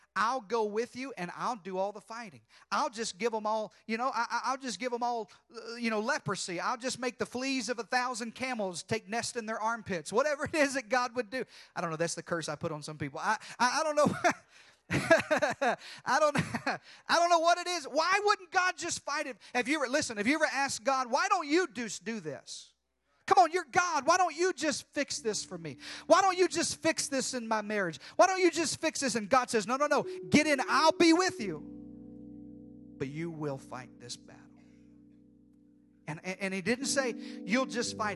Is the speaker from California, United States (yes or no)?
no; Arkansas, United States; I was born and raised in Arkansas